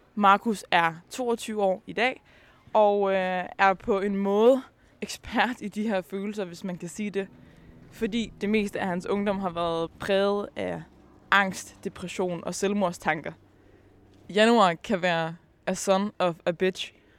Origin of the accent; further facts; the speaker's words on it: Aalborg, North Denmark Region, Denmark; Jeg er selv fra Aalborg